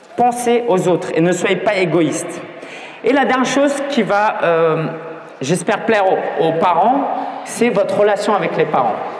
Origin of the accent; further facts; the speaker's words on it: France; je suis né en France, mes parents étaient chinois